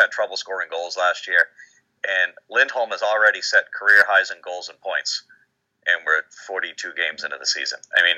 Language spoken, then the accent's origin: English; Massachusetts, United States; I'm from Massachusetts